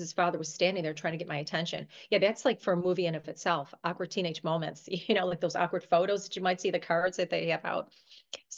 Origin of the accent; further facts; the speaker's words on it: Buffalo, New York, United States; I'm from New York, actually Buffalo, New York